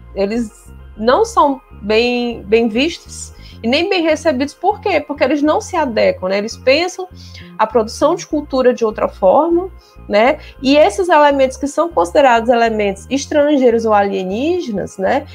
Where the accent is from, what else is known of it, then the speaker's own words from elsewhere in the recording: Maranhão, Brazil; eu digo isso pro pessoal daqui, eles não acreditam, que aqui tem uma história que a gente não tem sotaque porque o português foi no século XVIII